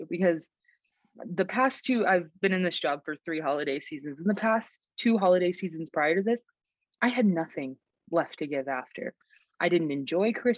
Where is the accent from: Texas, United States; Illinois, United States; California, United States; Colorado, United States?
Texas, United States; now in Montana, United States; I'm from Texas originally